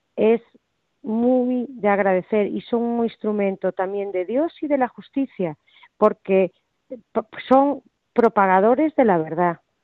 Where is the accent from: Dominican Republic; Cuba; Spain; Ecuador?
Spain; como ciudadana española